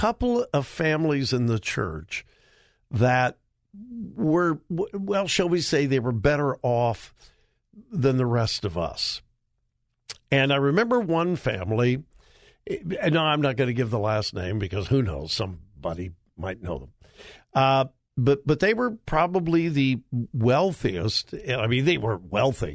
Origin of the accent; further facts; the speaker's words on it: Southern California, United States; I grew up in Southern California with a bunch of hillbillies. My parents were from Missouri